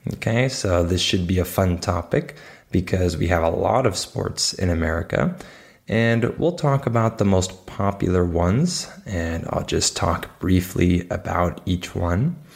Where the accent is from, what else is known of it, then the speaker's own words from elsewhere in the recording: United States; I'm not like the typical American